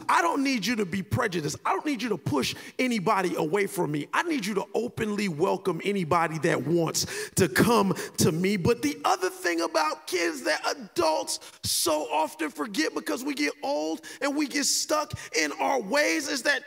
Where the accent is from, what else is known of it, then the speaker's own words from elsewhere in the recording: Miami Gardens, Florida, United States; I'm from Carroll City.